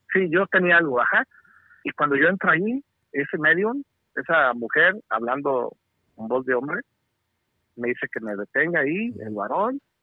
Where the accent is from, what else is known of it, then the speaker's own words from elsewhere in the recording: Nayarit, Mexico; also born or lived in California; now in United States; yo soy de Nayarit.